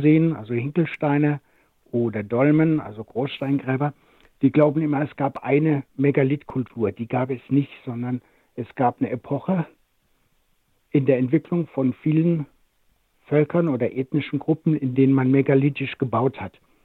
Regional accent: Rhineland-Palatinate, Germany; aus meiner Heimat der Pfalz

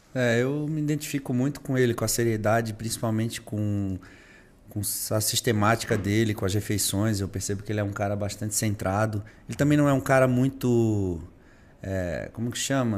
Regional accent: Brazil; Nós, como brasileiros

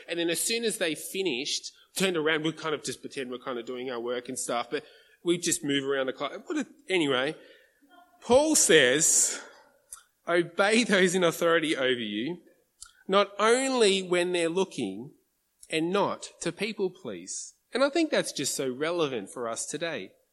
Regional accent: Australia; as an Aussie

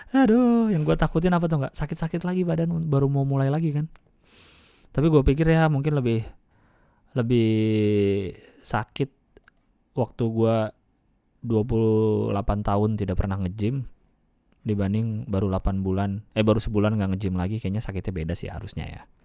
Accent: Jakarta, Indonesia; gua dari lahirnya di Jakarta, ya, lahir tahun delapan sembilan. Gua, gua udah mengalami Jakarta dari tiga puluh tahun

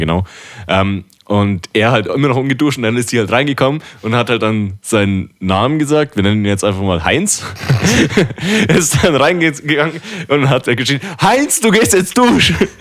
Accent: Dachau, Bavaria, Germany; bei uns in Dachau am Weiher

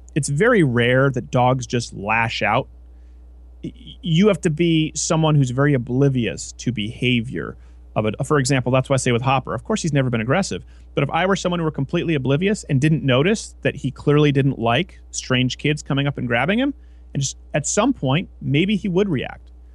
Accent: Saint-Lambert, Quebec, Canada; moved away as an adult; also born or lived in New York City; I was raised in St. Lambert, the last street before you cross into Villemoyne, which was pretty lower class.

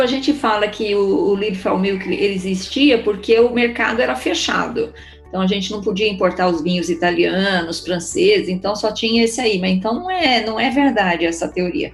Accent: Curitiba, Paraná, Brazil; eu sou curitibana irremediável

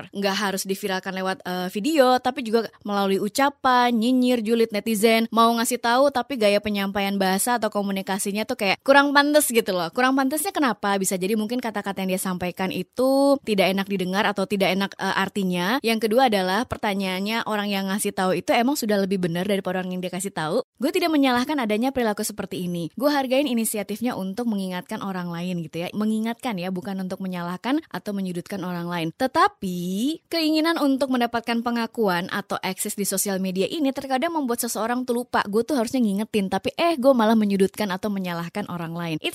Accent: Sorong, Southwest Papua, Indonesia; moved away as an adult; also born or lived in Yogyakarta; now in Jakarta, Indonesia; gue juga orang daerah. Gue dari daerah Sorong Papua, gue merantau ke Jogja untuk kuliah dan kerja sampai akhirnya gue datang ke Jakarta.

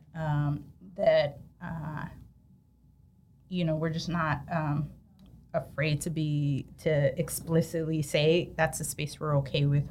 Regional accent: Sacramento, California, United States; I'm born and raised in Sac

